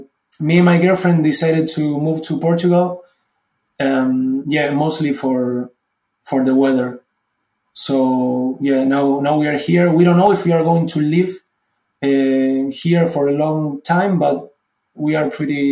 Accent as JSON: {"language": "English", "country": "Argentina", "moved": "as an adult", "lives_now": "Germany", "said": "I was coming from Argentina, and from Argentina to Germany is a huge step, not only for my career, but also the culture itself. It's so different. I had to study German."}